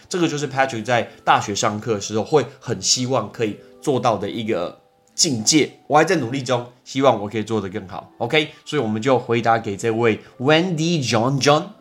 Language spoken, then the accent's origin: Chinese; Taiwan; 只有我是台湾人